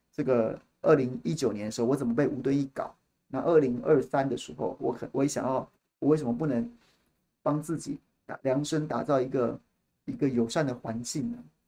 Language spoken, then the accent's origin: Chinese; Taiwan; 我们一辈子生在这里，长在这里